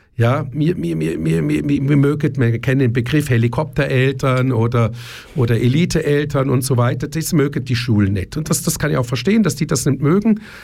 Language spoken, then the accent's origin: German; Germany; ich bin in Deutschland aufgewachsen